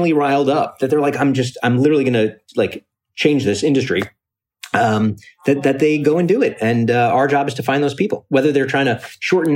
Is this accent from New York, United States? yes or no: yes; New York City, New York, United States; also born or lived in Ithaca, New York; I grew up in Coney Island, Brooklyn